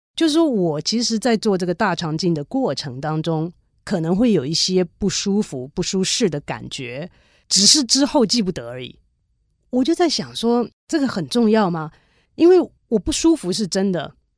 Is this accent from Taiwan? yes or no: yes; Taiwan; 小的时候，在台湾的时候念历史啊，地理啊